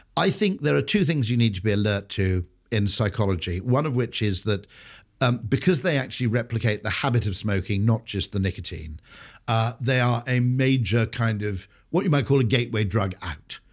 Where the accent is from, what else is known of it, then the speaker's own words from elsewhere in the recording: Wales, United Kingdom; growing up in Wales is a bit of a bonus